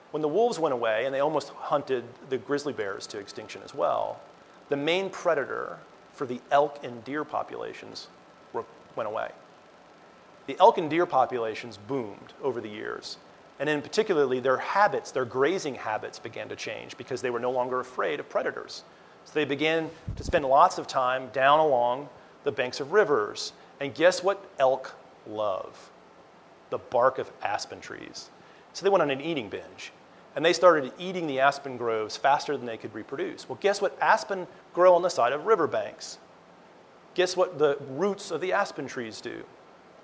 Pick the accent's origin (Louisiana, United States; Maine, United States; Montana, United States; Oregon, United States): Montana, United States; also born or lived in New York; I was actually born in New York, but I was raised in Montana